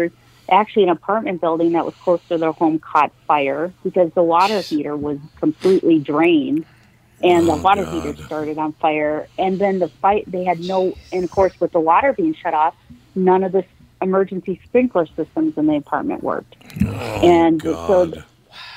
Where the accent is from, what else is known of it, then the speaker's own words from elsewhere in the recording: Minnesota, United States; being a Minnesotan